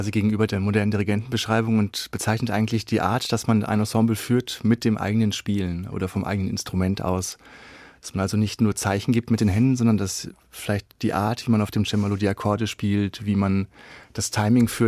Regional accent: Beckum, North Rhine-Westphalia, Germany; Und ich komme ja aus Beckum, das ist eine Kleinstadt in Nordrhein-Westfalen.

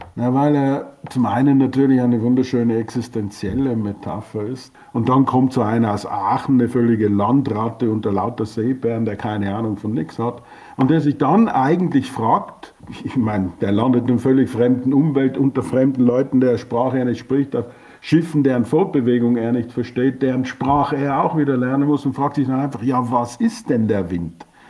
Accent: Austria; für uns als Österreicher

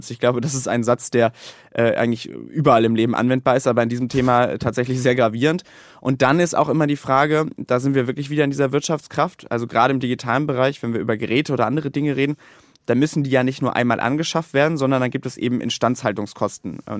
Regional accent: North Rhine-Westphalia, Germany; Länder wie zum Beispiel mein Heimatland Nordrhein-Westfalen, wo noch nicht mal zehn Prozent abgerufen worden sind.

